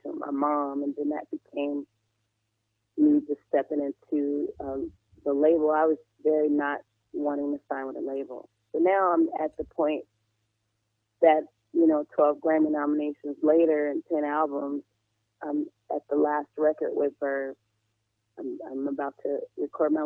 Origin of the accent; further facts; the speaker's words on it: New Orleans, Louisiana, United States; I'm from New Orleans